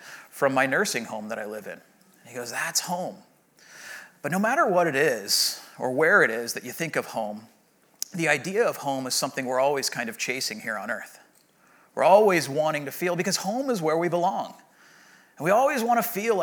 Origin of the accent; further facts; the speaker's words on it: Rancho Santa Margarita, California, United States; I grew up in Rancho Santa Margarita, and my mom still lives in the home that I grew up